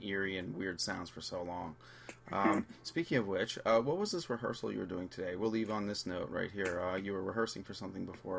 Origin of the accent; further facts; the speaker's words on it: New York City, New York, United States; moved away as an adult; I've been out of New York. I'm from New York. It's been 20 years.